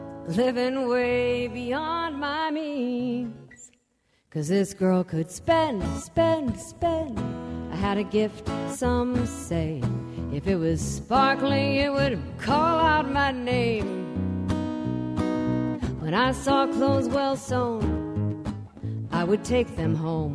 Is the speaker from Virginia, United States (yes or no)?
yes; Richmond, Virginia, United States; now in California, United States; Raised in Southside